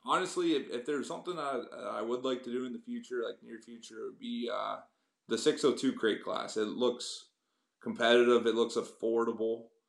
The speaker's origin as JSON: {"language": "English", "town": "Kingston", "region": "Ontario", "country": "Canada", "tie": "born or raised there", "moved": "as an adult", "lives_now": "Cambridge, Canada", "said": "I grew up around the Kingston area"}